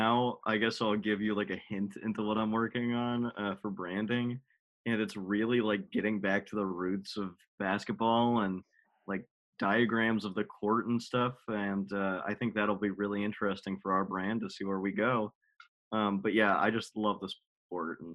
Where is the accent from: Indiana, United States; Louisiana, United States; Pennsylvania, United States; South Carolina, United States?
Pennsylvania, United States; Wilkes-Barre; I grew up in Wilkes-Barre.